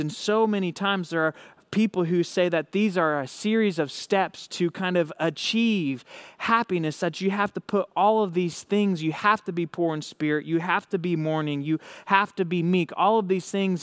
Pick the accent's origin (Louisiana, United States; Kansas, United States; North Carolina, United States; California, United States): Kansas, United States; Hays; I'm from Hays, Kansas. I help run a young adult and college ministry out here in Western Kansas